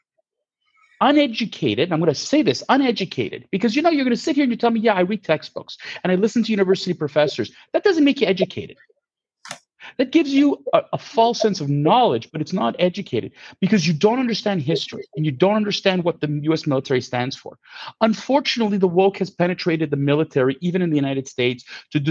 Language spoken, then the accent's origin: English; Canada; as a Canadian